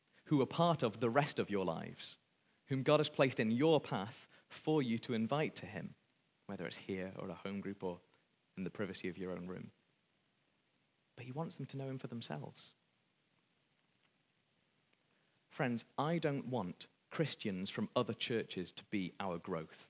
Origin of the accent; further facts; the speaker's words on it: Wales, United Kingdom; speaking as a Welshman